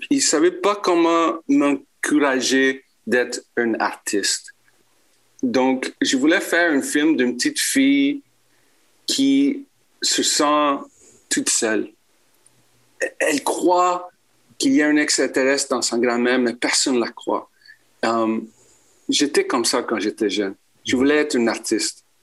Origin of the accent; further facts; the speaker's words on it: Quebec, Canada; first language en; French is a second language; Euh, je suis québécois d'origine chilienne. Je suis anglophone.